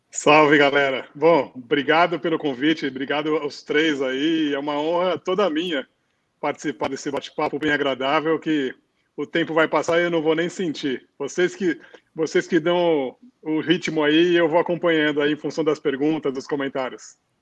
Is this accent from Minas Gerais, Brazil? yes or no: no; São Paulo, Brazil; eu sou de São Paulo, estou com 48 anos